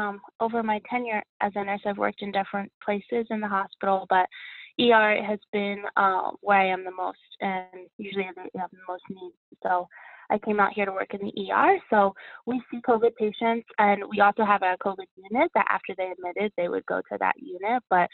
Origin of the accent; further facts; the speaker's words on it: Pennsylvania, United States; So I grew up outside of Philadelphia, and then I went to school 2 hours west from Philly near Harrisburg.